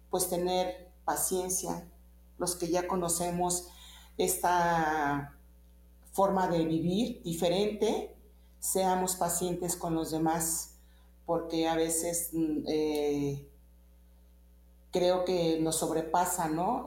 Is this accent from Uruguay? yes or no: no; Mexico; soy mexicana y este, con mucho orgullo